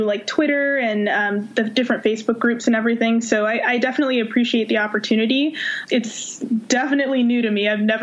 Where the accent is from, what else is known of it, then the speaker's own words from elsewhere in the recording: Oakland, California, United States; also born or lived in Virginia; I'm from Oakland, California